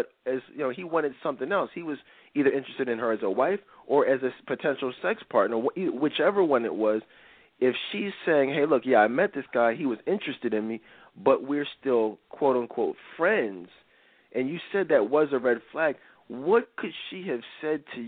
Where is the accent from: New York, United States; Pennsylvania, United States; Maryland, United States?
Pennsylvania, United States; Philadelphia; We're from Philly, guys. … and I are both live in Philly